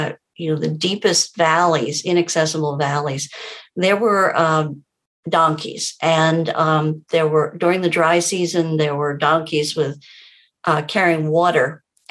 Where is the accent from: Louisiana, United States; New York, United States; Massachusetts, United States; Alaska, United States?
New York, United States; Long Island, Suffolk County; I grew up on Long Island, Suffolk County, New York, suburbs.